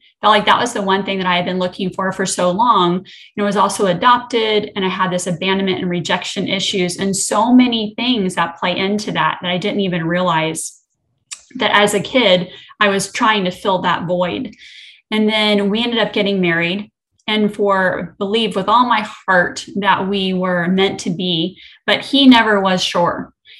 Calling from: Destin, Florida, United States; I'm coming from the Destin-Fort Walton Beach area, so I'm also in Florida.

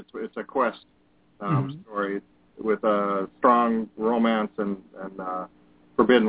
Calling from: Wisconsin, United States

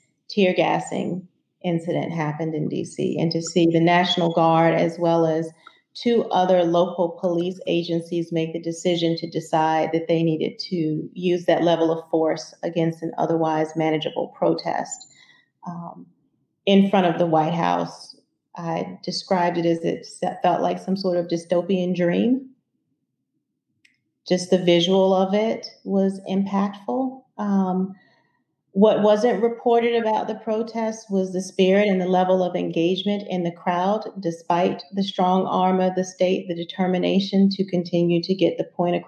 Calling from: Northern Virginia, United States; I am calling in from Northern Virginia, just across the river from D.C.

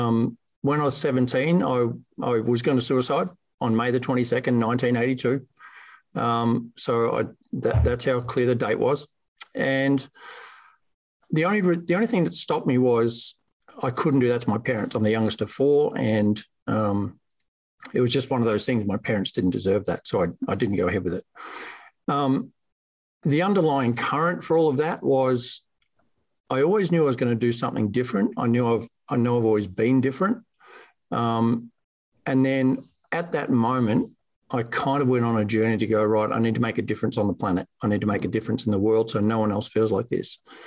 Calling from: Geelong, Victoria, Australia; It's Monday morning here, so good morning from sunny Geelong, Victoria, Australia.

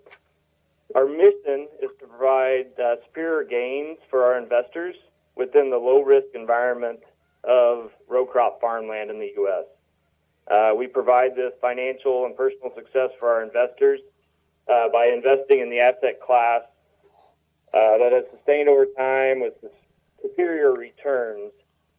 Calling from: Illinois, United States; I am just outside of St. Louis on the Illinois side of the river.

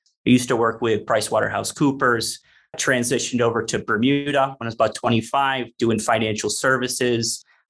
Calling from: Medellín, Antioquia, Colombia; So I'm tuning in from Medellin, Colombia. So this is where we headquarter our coffee operations.

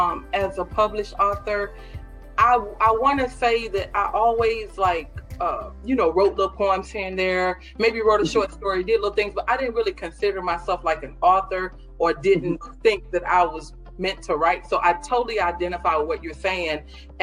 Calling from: Orlando, Florida, United States; I'm hailing from Orlando.

